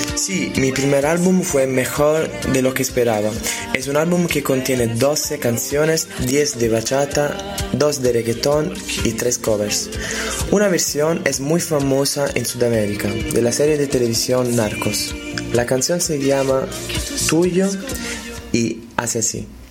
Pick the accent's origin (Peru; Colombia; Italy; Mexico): Italy; Naples, Campania; Spanish is a second language; yo soy de Nápoles, soy italiano